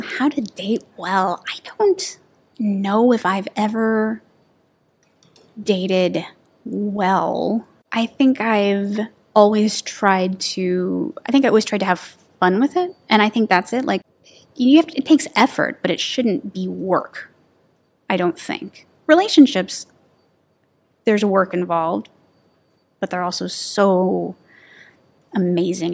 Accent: Texas, United States; moved away; I'm from Texas

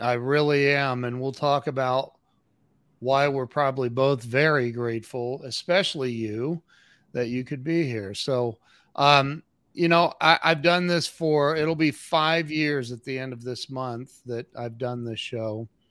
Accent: Ohio, United States; I'm from Ohio

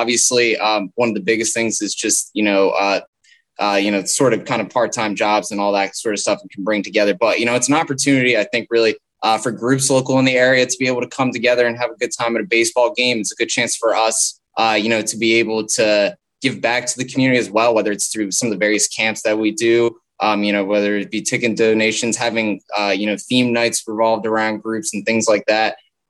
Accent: New Jersey, United States; I'm from the New Jersey area, so I always grew up really into the four major sports of Philadelphia.

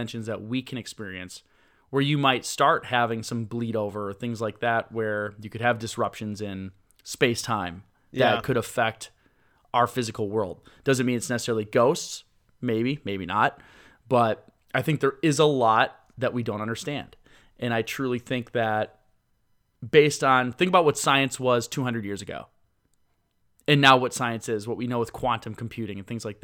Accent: Milwaukee, Wisconsin, United States; I grew up in the Milwaukee area, so it might be because it's based around where I live.

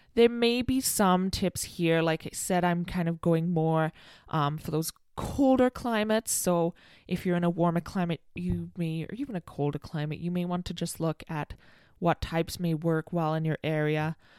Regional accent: United Kingdom; I'm British

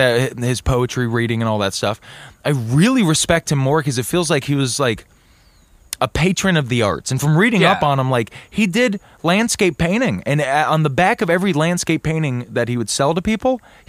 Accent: Minneapolis, Minnesota, United States; I'm from Minneapolis. I've never seen the desert.

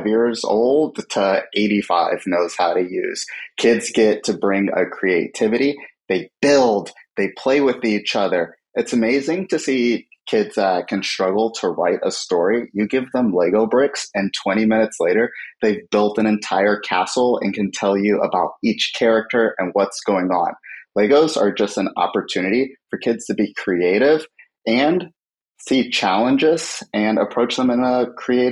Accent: San Francisco, California, United States; born and raised in San Francisco

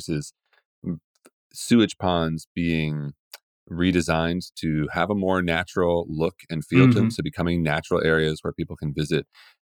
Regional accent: West Virginia, United States; now in Portland, United States; I grew up in West Virginia

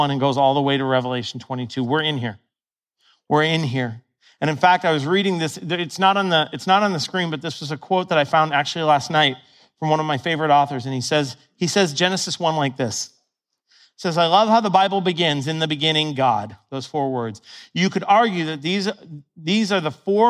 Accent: Ohio, United States; When I was a little kid, I grew up in Ohio

